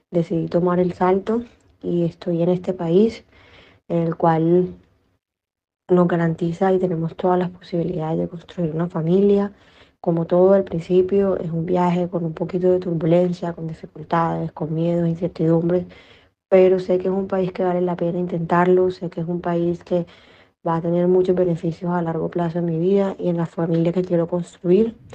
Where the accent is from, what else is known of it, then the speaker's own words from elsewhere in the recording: Caribbean coast of Colombia, Caribbean Region, Colombia; moved away as an adult; now in Oslo, Norway; soy de Colombia, de la costa caribe. Eh, tomé la decisión hace tres meses de mudarme a Noruega, a Oslo, porque eh, mi esposo esté acá y vive acá.